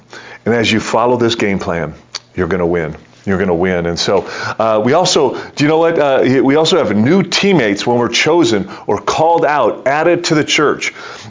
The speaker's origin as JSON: {"language": "English", "town": "Detroit", "region": "Michigan", "country": "United States", "moved": "yes", "lives_now": "New Jersey, United States", "said": "I'm from Detroit"}